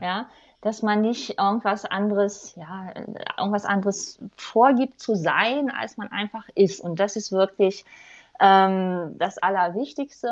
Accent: Germany; moved away; also born or lived in Rhine-Main-Neckar region; ganz ursprünglich komme ich aus dem Harz

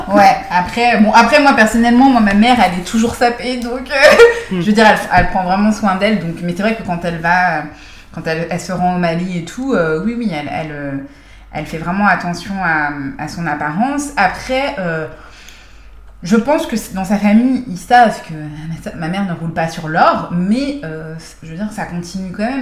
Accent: France; accent: French; also born or lived in Canada; j'ai un accent français

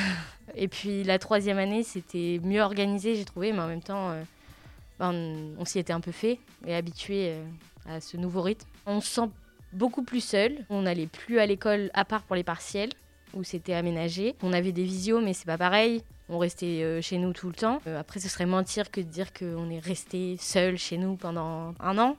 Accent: Le Havre, Normandy, France; Je suis du Havre

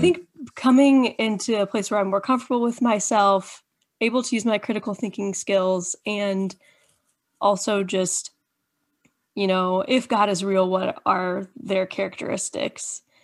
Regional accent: Indiana, United States; been born and raised in Indiana, conservative little, um, Indiana

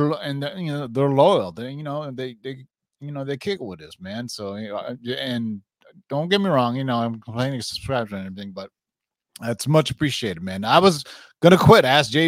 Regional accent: California, United States; also born or lived in San Jose / Sunnyvale / Milpitas; I myself never have. I'm from NorCal.

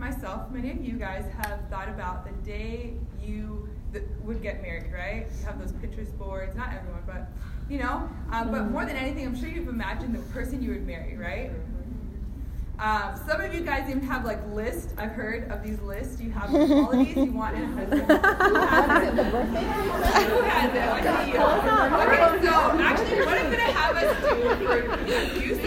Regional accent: Phoenix, Arizona, United States; now in Miami, United States; I grew up in Phoenix, Arizona

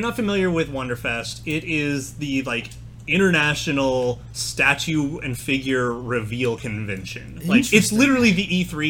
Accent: the high desert of California, United States; I grew up in the high desert of California, so I was, like, near Edwards Air Force Base.

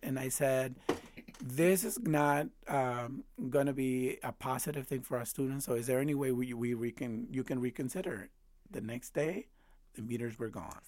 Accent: Chicago, Illinois, United States; also born or lived in Mexico; I went through Chicago public schools

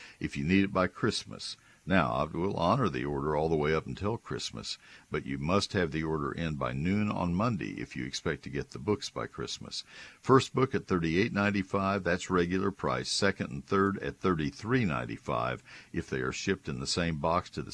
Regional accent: College Station, Texas, United States; moved away as an adult; also born or lived in Ohio; growing up in Bryan College Station

